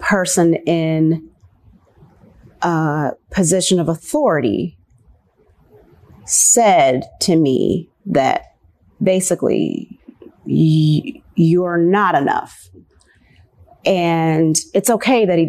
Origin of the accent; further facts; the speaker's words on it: Nashville, Tennessee, United States; also born or lived in Virginia; moved here when I was 4 years old. My family moved to Nashville